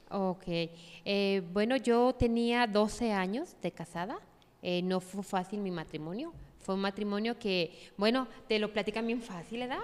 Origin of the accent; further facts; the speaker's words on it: Tepatitlán de Morelos, Jalisco, Mexico; also born or lived in Mexico City; yo soy de aquí, de Tepatitlán, orgullosamente de Tepa